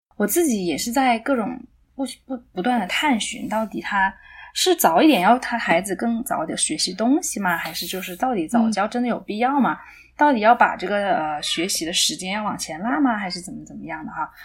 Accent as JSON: {"language": "Chinese", "region": "a small city in southern China", "country": "China", "tie": "born or raised there", "also_born_or_lived": "Beijing, China", "moved": "as an adult", "lives_now": "Canada", "said": "我是在一个南方的小城市长大的。啊，大学的时候到北京学习英语"}